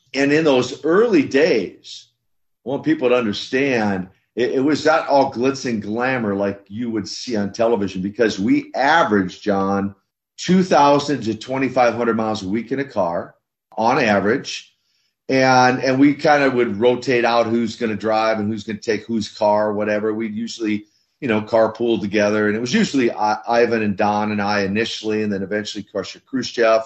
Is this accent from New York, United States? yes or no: no; Minnesota, United States; grew up in, in Minnesota